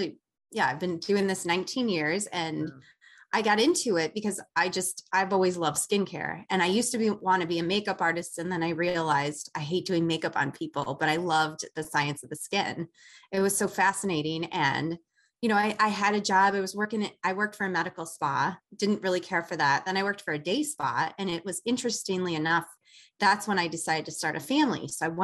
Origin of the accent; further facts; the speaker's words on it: Chicago, Illinois, United States; I'm from Chicago.